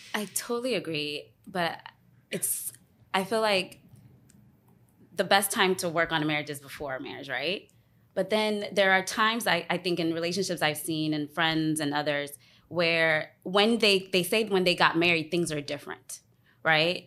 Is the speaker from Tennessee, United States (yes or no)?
no; Alexandria, Virginia, United States; also born or lived in Ghana; now in Washington, DC, United States; I am from Ghana. I was born in Ghana and raised, um, outside of D C, Alexandria.